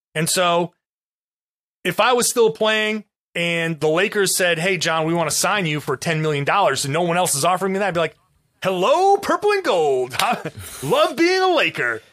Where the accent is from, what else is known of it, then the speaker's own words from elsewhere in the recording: Rhode Island, United States; I grew up in Rhode Island.